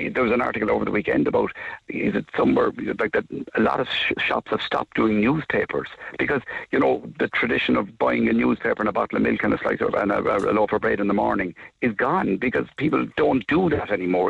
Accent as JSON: {"language": "English", "town": "Blarney", "region": "Munster", "country": "Ireland", "tie": "born or raised there", "said": "I'm from Blarney all my life. My dad was a garden Blarney"}